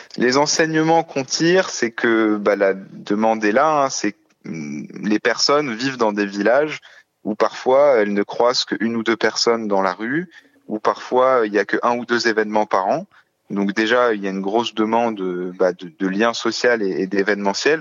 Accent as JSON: {"language": "French", "area": "Haute-Côte-d'Or, Châtillonnais", "region": "Bourgogne-Franche-Comté", "country": "France", "said": "je viens euh, de la Haute-Côte d'Or, dans une province qui s'appelle le Châtillonnais."}